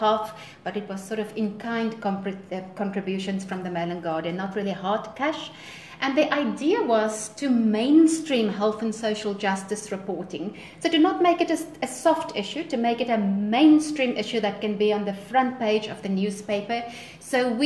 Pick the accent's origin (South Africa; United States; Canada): South Africa; I'm from South Africa. I live in Johannesburg, which is one of our main cities in the country